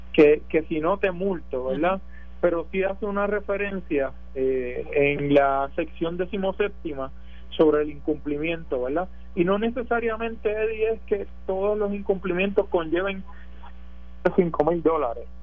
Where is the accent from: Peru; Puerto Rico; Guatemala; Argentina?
Puerto Rico; nosotros como puertorriqueños